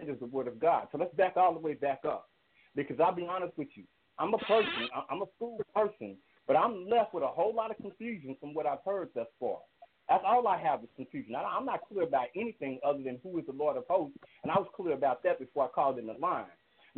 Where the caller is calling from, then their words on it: Fort Worth, Texas, United States; I've called the show a number of times, so everybody's quite familiar with me. I'm calling from Fort Worth, Texas.